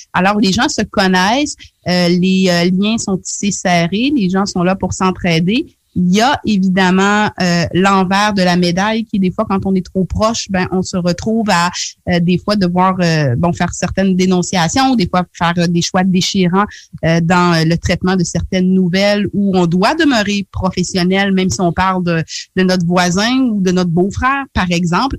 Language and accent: French; Charlevoix, Quebec, Canada; moved away as an adult; also born or lived in Haiti (ancestry); now in Havre-Saint-Pierre, Canada; je suis euh, d'origine haïtienne, mais j'ai grandi au Québec, donc dans la région de Charlevoix, puis ensuite dans la région de Québec